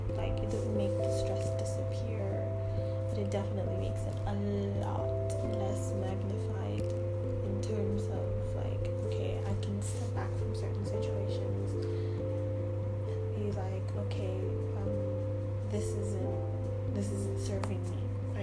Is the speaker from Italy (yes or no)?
no; Sudan; moved away; I'm from Sudan, so I went back to Sudan, and it's the first time that I spent more than a month in my own home country for almost like 26 years.